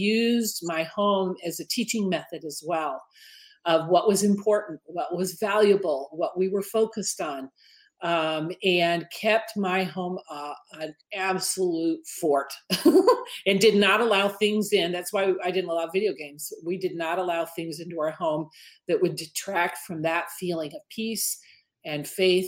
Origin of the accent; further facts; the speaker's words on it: Detroit, Michigan, United States; moved away as an adult; also born or lived in Southern California; I grew up in Detroit, okay? I raised my kids in Southern California